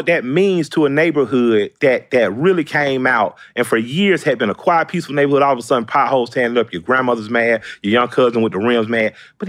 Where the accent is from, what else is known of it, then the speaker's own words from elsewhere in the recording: the South, United States; But I'm from the South. We've dealt with a lot of races.